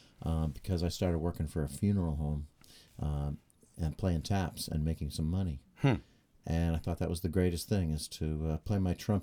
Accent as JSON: {"language": "English", "town": "Hampton Beach", "region": "New Hampshire", "country": "United States", "tie": "born or raised there", "moved": "yes", "lives_now": "Beverly, United States", "said": "I grew up in Hampton Beach, New Hampshire."}